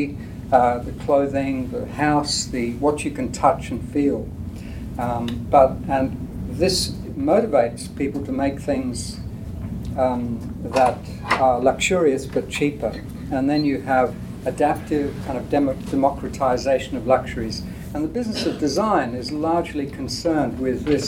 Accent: India; I grew up in India where this was still happening in the 50s

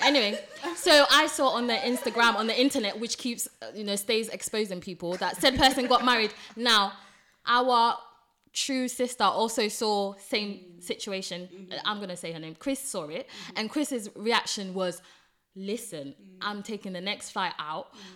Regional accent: Ghana; I'm Ghanaian, so obviously I'm gonna be pronouncing things different sometimes

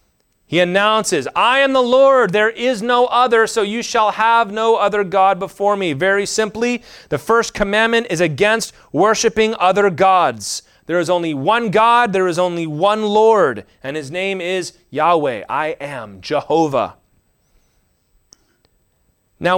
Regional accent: United States; I'm just an American, so that's kind of sprinkling all over all

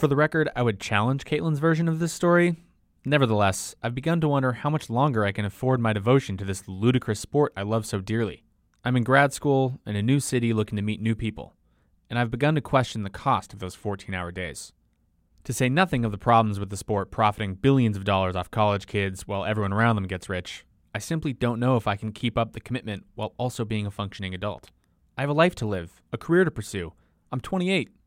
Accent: Seattle, Washington, United States; I grew up in Seattle, near Husky Stadium in the University of Washington

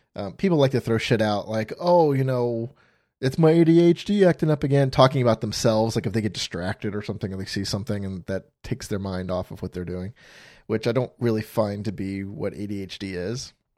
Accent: Florida, United States; moved away as an adult; also born or lived in Phoenix, Arizona; I grew up in Florida

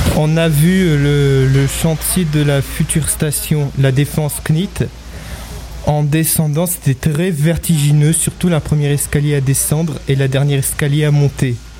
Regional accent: France; je suis né en France et mon père, il est né en Russie

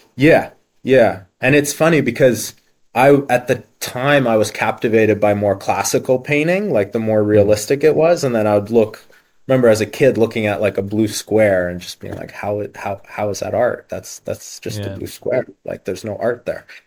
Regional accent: Halifax, Nova Scotia, Canada; also born or lived in Ukraine; So I was born in Ukraine originally. Yeah, born in Ukraine, and then mm. my parents moved to Canada um, with very little money and uh, yeah, made a new start basically. I think I was about three years old and we moved to the east coast of Canada, um, Halifax, Nova Scotia

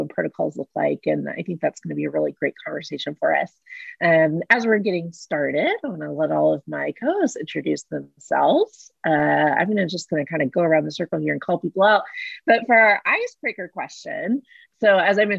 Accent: Texas, United States; now in Oklahoma City, United States; Being a Texan myself

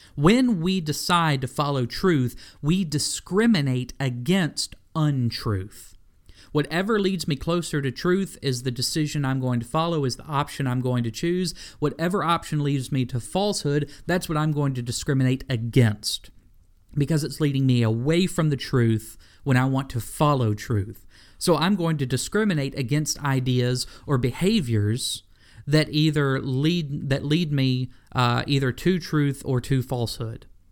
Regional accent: Memphis, Tennessee, United States; I was born in Memphis, Tennessee

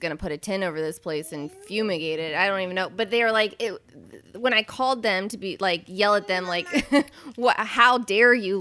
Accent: Marietta, Ohio, United States; I grew up in Marietta, Ohio, which is like not far from Boone County, West Virginia

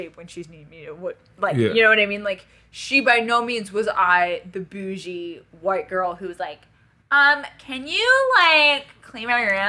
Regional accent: Paris, Île-de-France, France; I, born and raised in Paris, France, to a French family, a very wealthy French family.

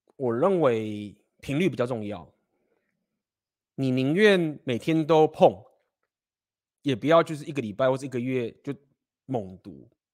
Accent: Taiwan; moved away; 我们就是生在台湾，那我们就是学中文

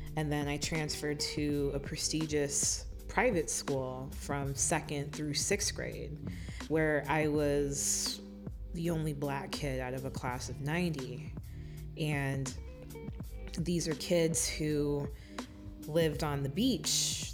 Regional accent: Miami, Florida, United States; moved away as an adult; now in Detroit, United States; born and raised in Miami, Florida, and I found myself here in the Motor City not too long ago

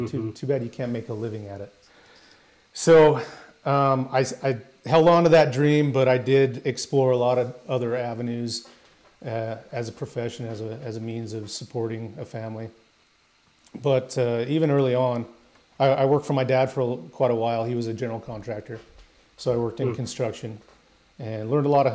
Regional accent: Utah, United States; I grew up in the Rocky Mountains in Utah

